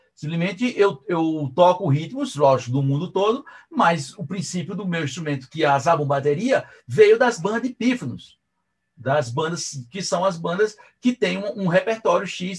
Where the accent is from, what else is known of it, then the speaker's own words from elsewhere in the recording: Brazil; porque eu sou brasileiro